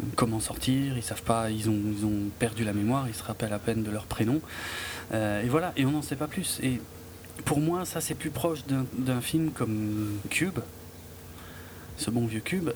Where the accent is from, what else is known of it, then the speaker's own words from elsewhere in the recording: France; chez nous en France